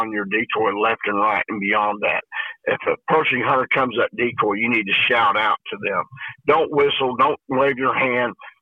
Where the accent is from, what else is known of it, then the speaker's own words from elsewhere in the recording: the Ozarks, United States; being born and raised in the Ozarks